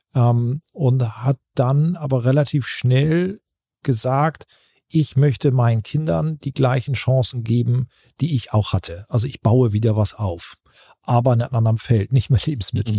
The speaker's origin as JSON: {"language": "German", "town": "Buxtehude", "region": "Lower Saxony", "country": "Germany", "tie": "born or raised there", "said": "in Buxtehude angesiedelt und sind wirklich auf dem Betriebsgelände hatten wir ein Haus und da haben wir gewohnt und da bin ich äh, groß geworden."}